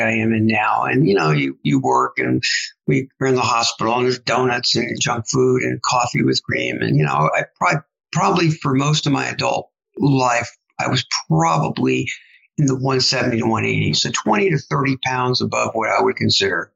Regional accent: New York City, New York, United States; moved away as an adult; also born or lived in Ann Arbor, Michigan / San Antonio, Texas / Biloxi, Mississippi / Northern Virginia; now in Austin, United States; I grew up in New York City

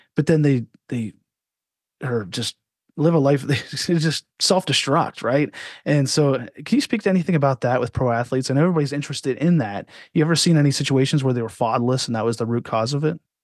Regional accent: Altoona, Pennsylvania, United States; I grew up in Altoona, Pennsylvania.

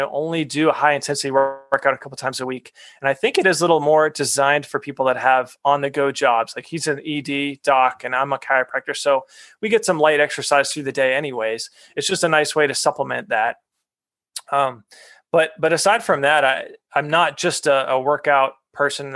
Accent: New England, United States; I grew up in New England

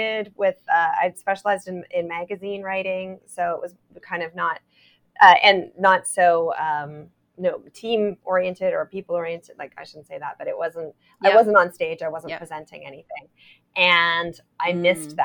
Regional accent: Toronto, Ontario, Canada; I'm from Toronto

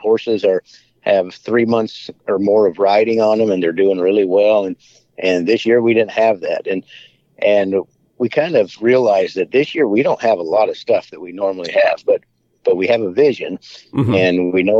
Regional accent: Wyoming, United States; I grew up in Wyoming

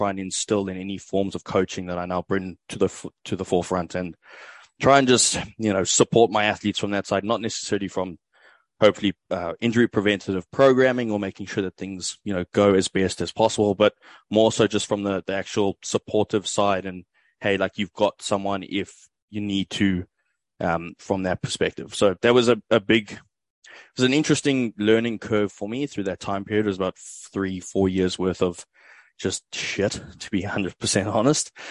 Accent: South Africa; moved away as an adult; now in Australia; I'm originally from South Africa, currently reside in Australia

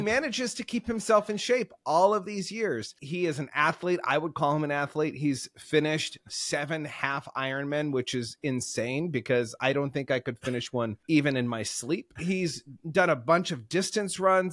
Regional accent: Oregon, United States; growing up in Oregon here

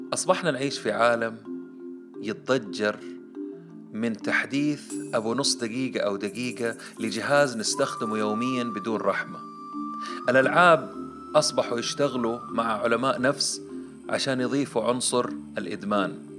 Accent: Saudi Arabia; عندنا في السعودية

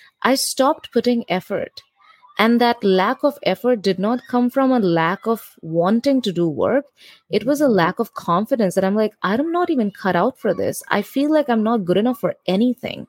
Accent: India; moved away as an adult; now in New York City, United States; as an Indian student

